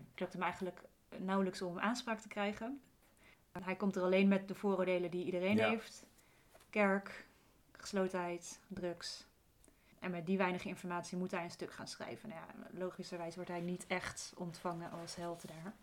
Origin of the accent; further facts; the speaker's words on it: Luttelgeest, Flevoland, Netherlands; moved away; Ik woonde vroeger, ik ben opgegroeid in Luttelgeest.